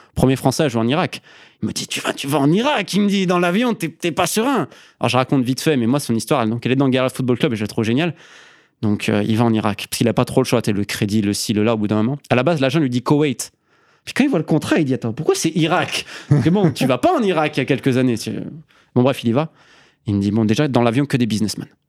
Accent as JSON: {"language": "French", "area": "Isère", "region": "Auvergne-Rhône-Alpes", "country": "France", "tie": "born or raised there", "also_born_or_lived": "Scotland / England", "moved": "as an adult", "lives_now": "Andalusia, Spain", "said": "je suis un Isérois, 26 euh, ans. Euh, donc j'ai grandi dans l'Isère profonde"}